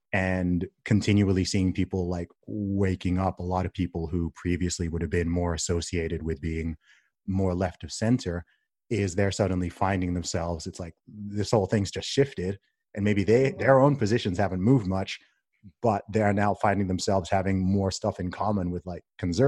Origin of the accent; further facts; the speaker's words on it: Saudi Arabia; also born or lived in England; I mean, I was born in England, grew up in Saudi Arabia. My family's from Nigeria.